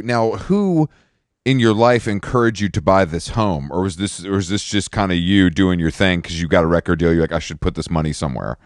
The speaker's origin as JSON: {"language": "English", "region": "the South", "country": "United States", "also_born_or_lived": "Atlanta", "said": "I'm from the South, um, originally"}